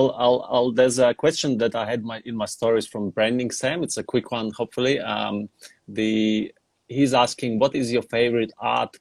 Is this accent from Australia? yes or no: yes; Australia; I'm Australian